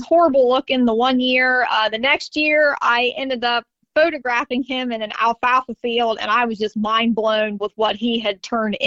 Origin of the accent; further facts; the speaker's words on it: Southeast Ohio, United States; I am from Southeast Ohio down here.